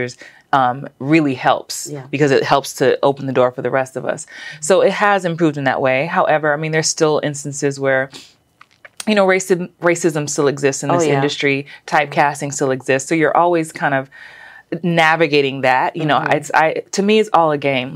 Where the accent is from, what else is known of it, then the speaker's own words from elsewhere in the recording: New York, United States; moved away as an adult; also born or lived in Los Angeles; now in Atlanta, United States; growing up in the Bronx